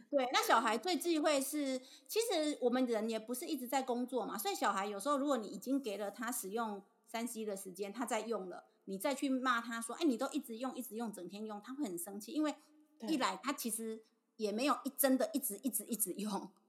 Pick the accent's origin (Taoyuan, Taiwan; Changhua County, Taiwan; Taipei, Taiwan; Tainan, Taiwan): Tainan, Taiwan; 我们台南这边公车系统不对。方便，要开车接送